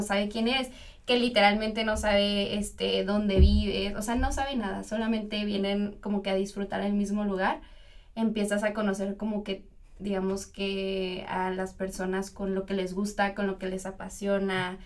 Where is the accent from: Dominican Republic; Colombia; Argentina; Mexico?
Mexico; Toluca, State of Mexico; moved away as an adult; now in Monterrey, Mexico; soy de Toluca